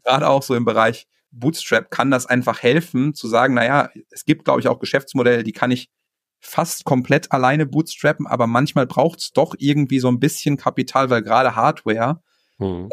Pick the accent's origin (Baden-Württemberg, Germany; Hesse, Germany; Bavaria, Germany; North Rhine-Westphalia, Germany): North Rhine-Westphalia, Germany; moved away; ich bin irgendwie gebürtig Ostwestfale, so ich komme aus, so aus einer Region, wo es ein bisschen bodenständiger zugeht